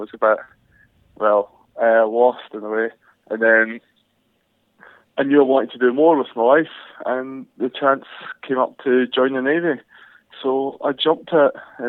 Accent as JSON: {"language": "English", "town": "Glenrothes", "region": "Scotland", "country": "United Kingdom", "tie": "born or raised there", "said": "So I come from Glenrothes, and that is in Fife, in the east coast of Scotland. Just lived a normal childhood, playing football, running about the hills, running about the farms."}